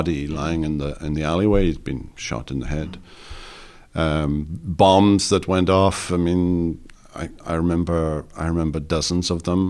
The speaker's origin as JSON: {"language": "English", "region": "Wales", "country": "United Kingdom", "also_born_or_lived": "Mississippi", "moved": "yes", "lives_now": "South Carolina, United States", "said": "as a Welshman"}